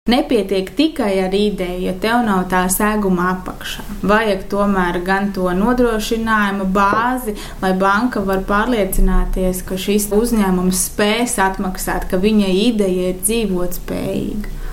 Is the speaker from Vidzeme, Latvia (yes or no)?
yes; Madona, Vidzeme, Latvia; also born or lived in Riga; Es uzaugu Madonā